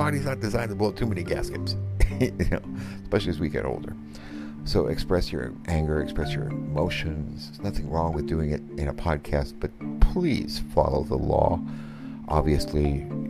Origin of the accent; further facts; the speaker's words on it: Philippines; moved away; I grew up in the Philippines